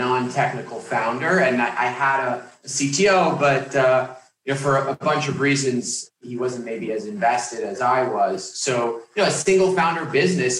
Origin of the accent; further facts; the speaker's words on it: New York, United States; my background growing up in New York